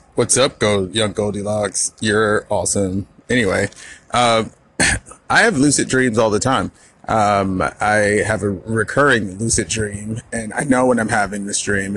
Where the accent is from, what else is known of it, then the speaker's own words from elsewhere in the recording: the South, United States; also born or lived in Florida; I am from the South and I live in the South